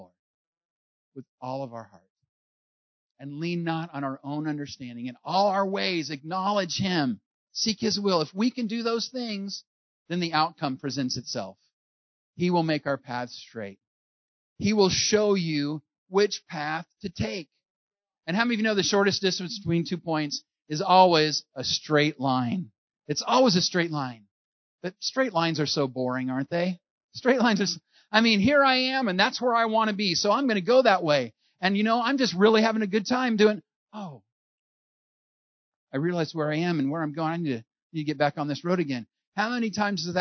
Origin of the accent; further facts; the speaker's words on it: California, United States; I'm from California